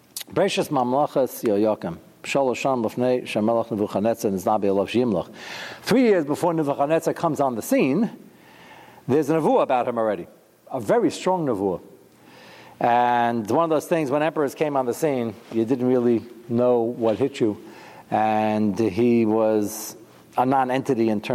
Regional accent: United States; I'm American

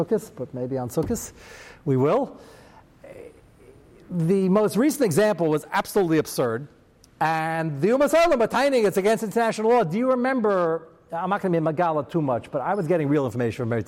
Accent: United States; I'm American

